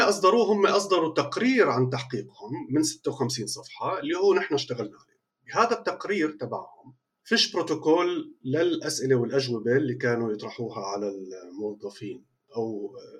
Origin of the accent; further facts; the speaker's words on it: Palestine; نحن فلسطينيين